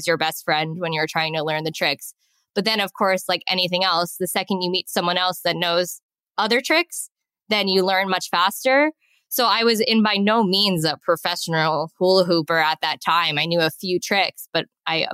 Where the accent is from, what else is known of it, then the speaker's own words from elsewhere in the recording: West Islip, New York, United States; moved away as an adult; now in Chiang Mai, Thailand; I grew up in West Islip, New York, on Long Island